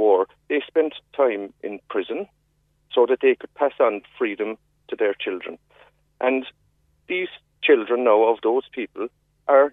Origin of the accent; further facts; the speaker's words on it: Ireland; we as Irish people, we're a proud nation